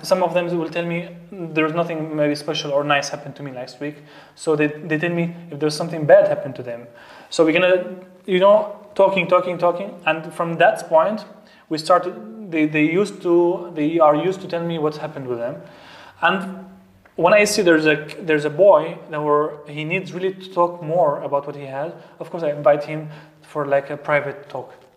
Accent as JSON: {"language": "English", "country": "Syria", "second_language": "English", "moved": "as an adult", "lives_now": "Austria", "said": "I am from Syria. Um, I came to Austria almost now, if I can count the years, maybe seven, seven years already"}